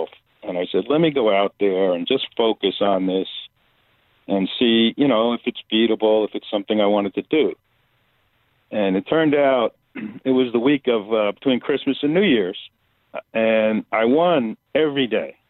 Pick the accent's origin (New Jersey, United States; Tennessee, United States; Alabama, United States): New Jersey, United States; Bergen County; I grew up in Bergen County, New Jersey, outside of New York City.